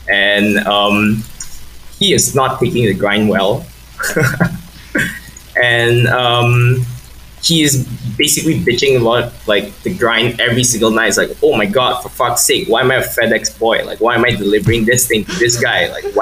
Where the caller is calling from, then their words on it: Malaysia; I'm calling from Malaysia